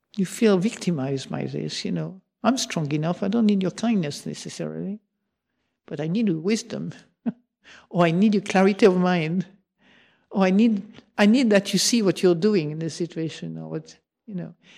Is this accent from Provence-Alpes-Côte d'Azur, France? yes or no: yes; Marseille, Provence-Alpes-Côte d'Azur, France; moved away; also born or lived in England; I come from Marseille, where we were fa-, famous from exaggerating